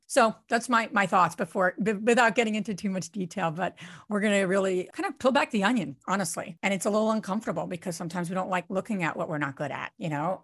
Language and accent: English; New Jersey, United States; I'm from Jersey